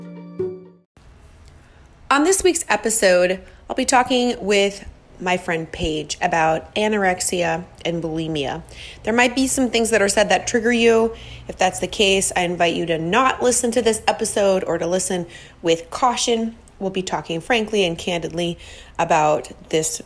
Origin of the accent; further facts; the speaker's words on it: Minnesota, United States; moved away; I'm from Minnesota, which is, you know, next door.